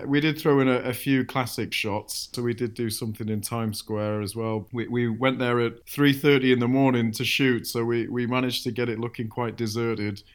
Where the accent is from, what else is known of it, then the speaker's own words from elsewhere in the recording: Manchester, North West England, United Kingdom; I grew up in Manchester